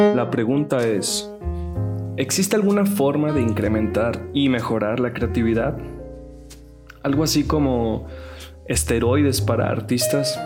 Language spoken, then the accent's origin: Spanish; Sonora, Mexico; Como hombre sonorense, norteño